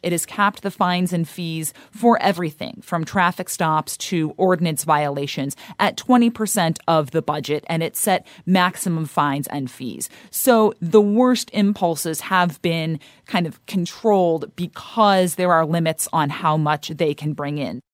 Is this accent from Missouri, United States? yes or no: yes; St. Louis, Missouri, United States; I grew up in Saint Louis